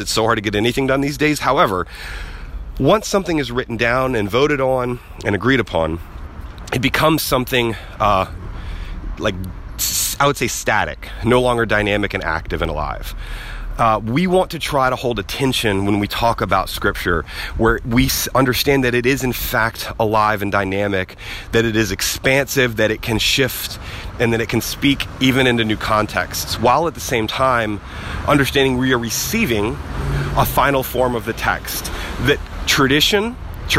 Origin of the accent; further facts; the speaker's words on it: the South, United States; I grew up in the South, and we are big storytellers in the South